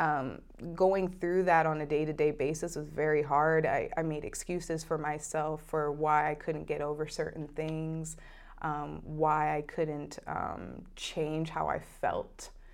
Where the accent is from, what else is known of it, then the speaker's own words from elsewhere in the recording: Oregon, United States; moved away; I was born in Oregon